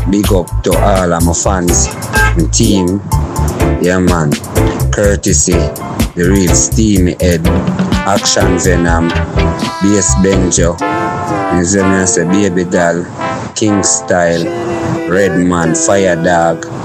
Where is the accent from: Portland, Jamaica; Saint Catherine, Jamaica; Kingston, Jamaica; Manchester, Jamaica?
Kingston, Jamaica; I am from Kingston, Jamaica. I live in Arborview.